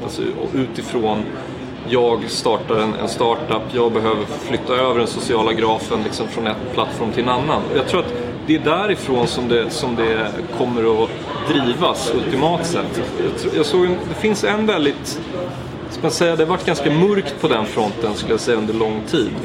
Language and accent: Swedish; Sweden; now in Berlin, Germany; som svensk